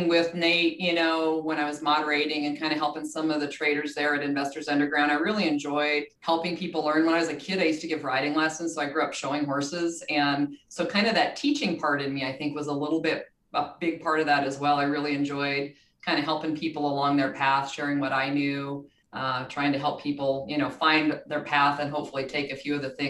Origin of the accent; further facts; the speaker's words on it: Montana, United States; I'm from Montana, so big outdoor person